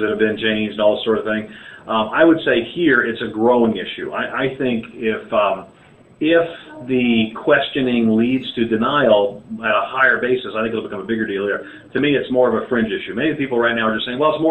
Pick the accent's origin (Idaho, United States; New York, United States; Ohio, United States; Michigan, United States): New York, United States; New York City; moved away as an adult; also born or lived in Pennsylvania; now in Southern United States; I was born and reared in New York City